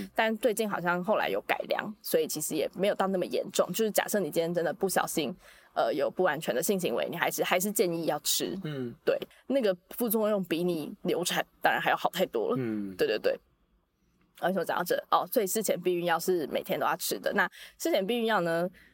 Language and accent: Chinese; Taiwan; 咱们还是说中文吧， 哎、我们是台湾人呢。